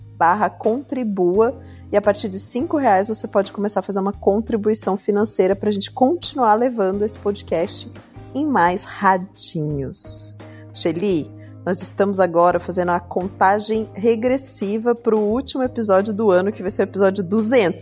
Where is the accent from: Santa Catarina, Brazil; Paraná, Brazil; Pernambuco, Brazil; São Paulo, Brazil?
Paraná, Brazil; Curitiba; also born or lived in Minas Gerais; Eu saí de Minas, eu tinha um ano de idade então, pelo menos uma vez por ano no Natal, a gente ia para Minas, né? Eu fui morar em Curitiba